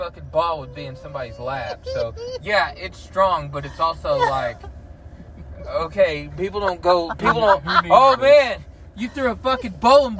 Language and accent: English; United States; as an American citizen